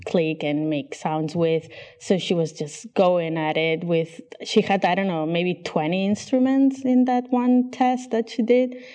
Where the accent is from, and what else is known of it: Barcelona, Catalonia, Spain; first language Catalan and Spanish; English is a second language; moved away as an adult; also born or lived in Chicago; now in Barcelona, Spain